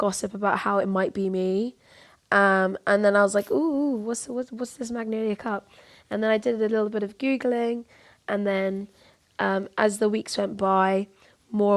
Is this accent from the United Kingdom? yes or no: yes; London, United Kingdom; moved away as an adult; now in Brighton, United Kingdom; I grew up in Peckham, which is in southeast London.